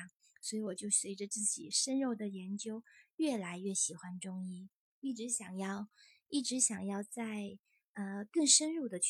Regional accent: northern China, China; 其实我是，呃，北方女孩，但是很小小的时候，大家都说我是南方人。

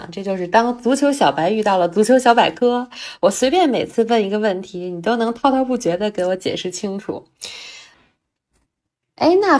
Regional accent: China; 哎，那一刻，作为中国人，在现场实在是太自豪了。

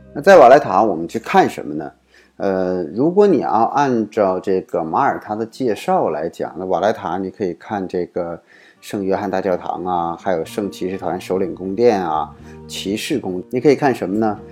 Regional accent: China; 我们中国人

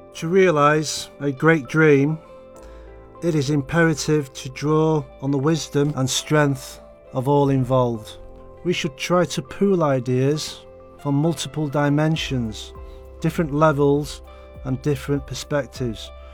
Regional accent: United Kingdom; now in Beijing, China; from the United Kingdom and I work in the education sector in Beijing

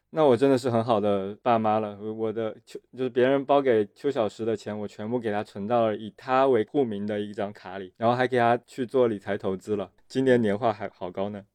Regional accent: Fujian, China; moved away; 作为一个福建人应该完成的事情我都已经完成了嘛

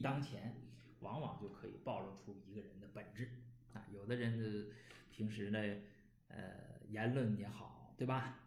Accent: Northeast China, China; accent: Northeastern dialect; 用我们东北话说

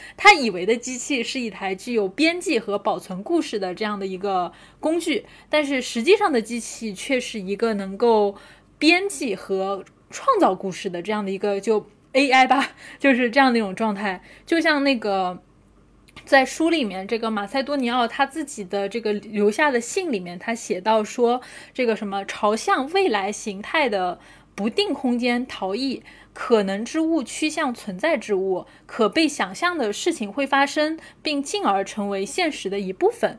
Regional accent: China; 因为我们是中国人嘛

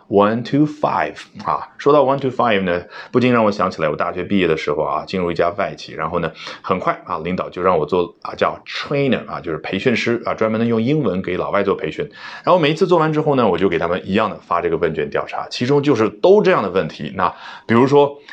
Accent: China; 我们中国人

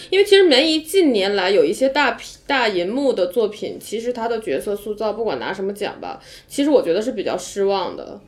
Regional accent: China; 我们中国人的很多对正义的认识比较实用主义吧

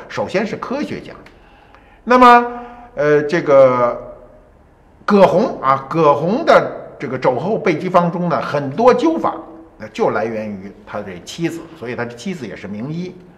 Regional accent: China; 我们中国人特别逗啊

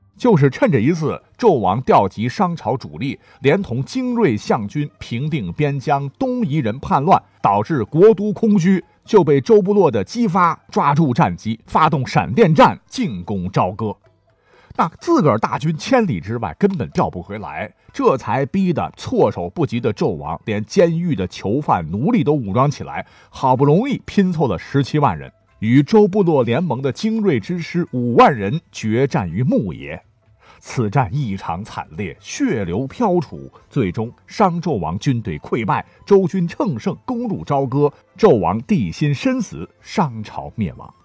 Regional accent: Northwest China, China; 大家伙儿都知道我西北人

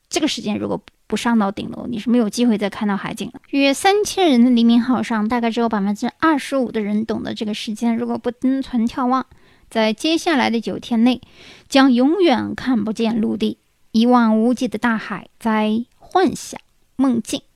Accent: China; 我们中国人也有车，但是你肯定停在外面的多

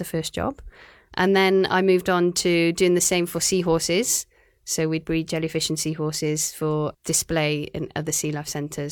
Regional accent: Cardiff, Wales, United Kingdom; moved away as an adult; also born or lived in Aberystwyth, Wales; now in Shanghai, China; I'm from Cardiff in Wales

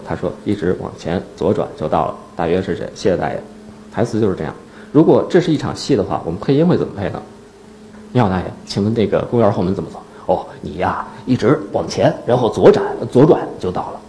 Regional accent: Northeast China, China; now in Beijing, China; 我是东北人

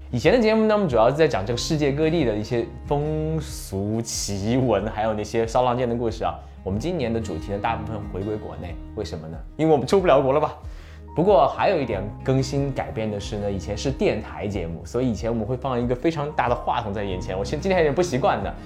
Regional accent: Wanzhou, Chongqing, China; moved away; 出生在离重庆一百七十公里的一个地方，啊，这个地方呢，以前到重庆需要八九个小时的车

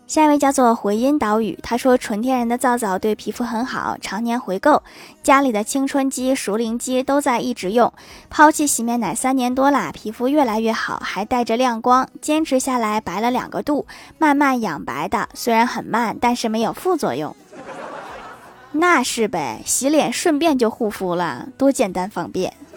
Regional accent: Northeast China, China; 我们东北人

